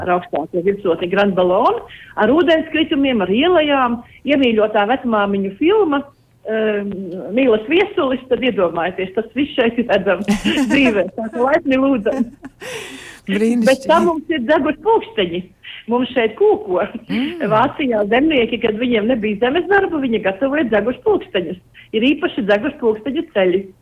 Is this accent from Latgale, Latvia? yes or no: no; Matīšu/Mazsalaca area near Valmiera, Vidzeme, Latvia; now in Germany; Es esmu no Maccelatas